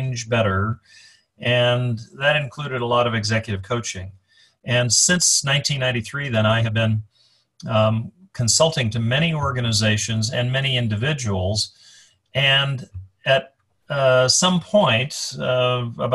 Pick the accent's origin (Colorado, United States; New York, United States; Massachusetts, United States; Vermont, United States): Colorado, United States; moved away; also born or lived in Chicago; I was born and raised in Colorado. I live in Colorado now